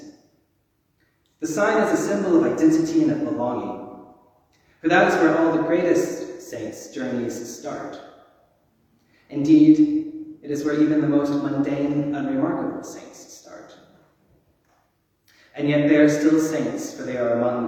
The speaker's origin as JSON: {"language": "English", "region": "Texas", "country": "United States", "tie": "born or raised there", "said": "I grew up in Southern Baptist in Texas"}